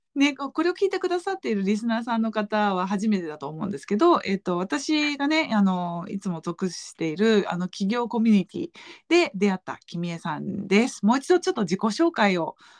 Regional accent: Japan; first language Japanese; now in Switzerland

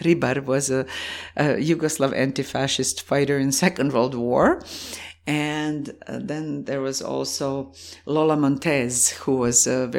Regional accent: Zagreb, City of Zagreb, Croatia; English is a second language; moved away as an adult; now in Canada; what is the landscape and land of my childhood is, it is Zagreb, it's Croatia

